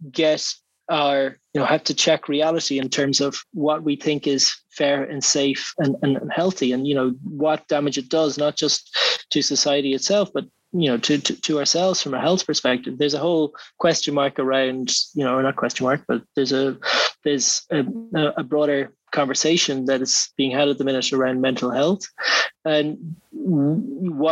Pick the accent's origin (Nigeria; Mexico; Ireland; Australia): Ireland